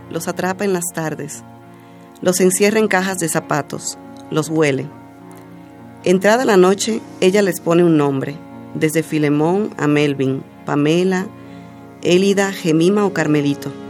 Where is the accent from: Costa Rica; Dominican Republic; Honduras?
Dominican Republic; accent: Dominican; now in Mexico; Sí, todavía tengo un poco de acento dominicano, aunque ya siempre me dicen que ya lo he perdido bastante pero es como si estuviera en un limbo, porque entonces cuando voy a mi país me dicen, ay, hablas como mexicana.